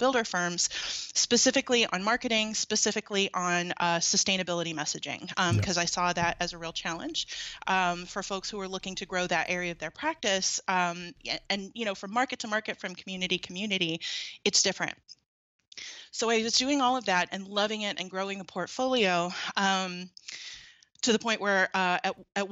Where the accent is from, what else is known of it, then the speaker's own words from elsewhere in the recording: Atlanta, Georgia, United States; moved away as an adult; now in Ann Arbor, United States; I grew up in Atlanta, in suburban Atlanta